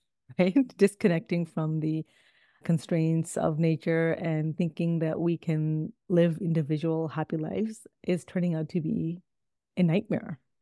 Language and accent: English; Toronto, Ontario, Canada; also born or lived in Midwest, United States; now in United States; I actually grew up in Toronto, Canada.